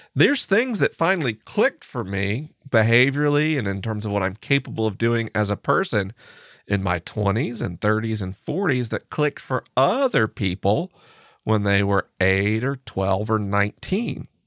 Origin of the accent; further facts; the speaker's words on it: United States; I'm an American man